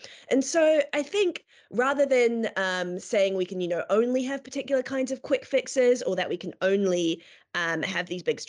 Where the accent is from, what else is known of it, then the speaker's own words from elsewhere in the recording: New Zealand; moved away as an adult; now in United Kingdom; And so, yes, I also have the pleasure of working with Eleanor. I'm originally from Aotearoa, New Zealand, but moved to the UK when I was about 18